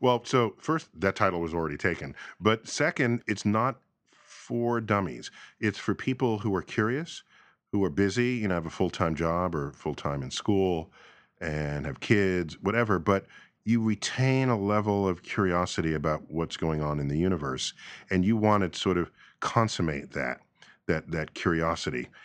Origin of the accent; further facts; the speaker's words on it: New York City, New York, United States; growing up in New York City